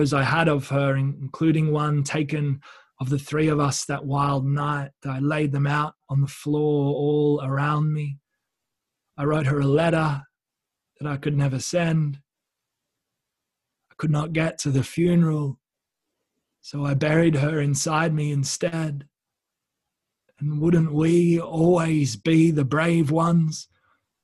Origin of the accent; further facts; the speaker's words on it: Wollongong, New South Wales, Australia; moved away; So up where I grew up in Sydney, or just below Sydney in Wollongong.